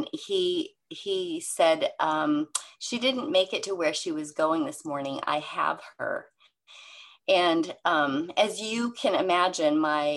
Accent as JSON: {"language": "English", "town": "Seattle", "region": "Washington", "country": "United States", "said": "I'm from the Seattle area"}